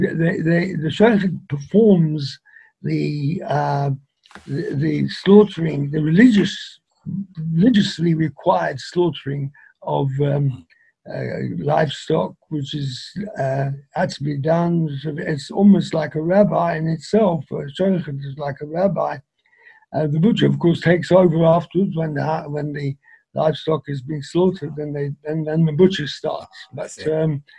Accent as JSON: {"language": "English", "region": "London", "country": "United Kingdom", "tie": "born or raised there", "moved": "yes", "lives_now": "Manchester, United Kingdom", "said": "I was born in London"}